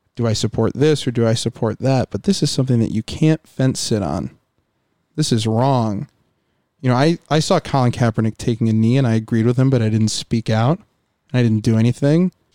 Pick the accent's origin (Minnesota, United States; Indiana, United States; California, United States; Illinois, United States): Indiana, United States; now in Buffalo, United States; I grew up in Indiana at the dirt track